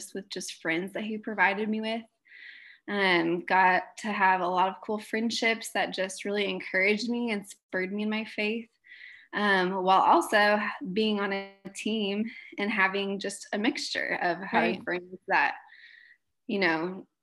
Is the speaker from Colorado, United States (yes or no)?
no; Southern California, United States; moved away as an adult; now in Nebraska, United States; I am from Southern California. Grew up there